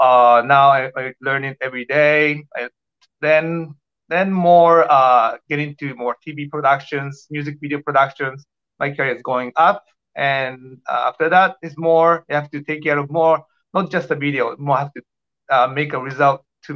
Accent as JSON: {"language": "English", "country": "Japan", "also_born_or_lived": "Tokyo, Japan", "second_language": "English", "moved": "as an adult", "lives_now": "Toronto, Canada", "said": "I'm from Japan. I used to live in Tokyo like 8 years"}